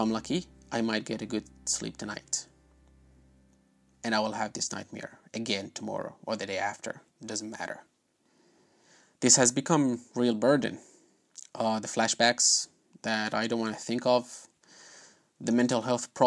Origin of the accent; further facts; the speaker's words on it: Aleppo, Aleppo Governorate, Syria; moved away as an adult; now in Southampton, United Kingdom; Aleppo, my hometown